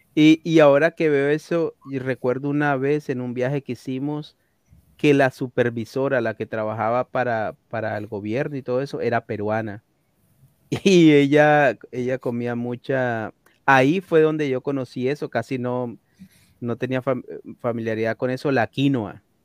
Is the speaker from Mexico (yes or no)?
no; Coast, Ecuador; now in United States; En la costa de donde soy yo